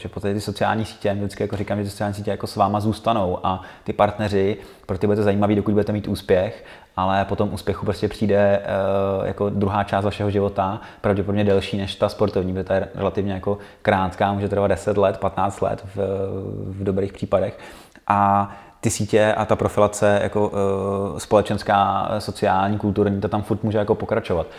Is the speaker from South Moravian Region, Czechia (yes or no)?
no; Karlovy Vary, Karlovy Vary Region, Czechia; moved away as an adult; now in Prague, Czech Republic; Já jsem původem z Karlových Varů a, a tam je, je to jako malý město